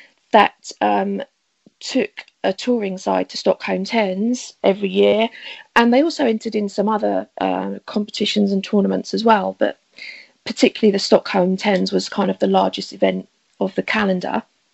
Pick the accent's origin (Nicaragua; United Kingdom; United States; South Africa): United Kingdom; Bude, South West England; now in Harlow, United Kingdom; Bude in Cornwall.